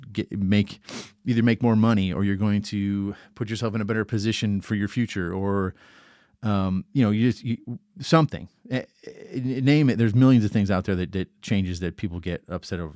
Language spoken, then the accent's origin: English; Atlanta, Georgia, United States; we're both from the Atlanta area